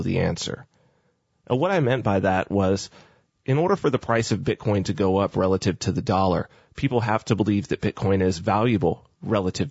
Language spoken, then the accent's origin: English; United States; myself being American